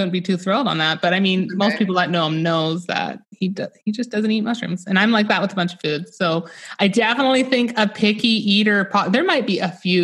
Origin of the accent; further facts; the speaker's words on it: Northern British Columbia, Canada; I live in Northern British Columbia in Canada